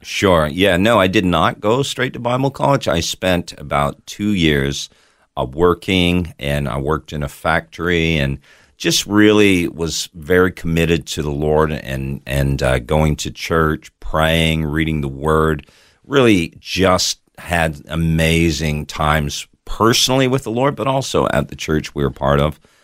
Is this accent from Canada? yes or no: yes; Toronto, Ontario, Canada; now in Australia; I was actually born in Toronto, Canada.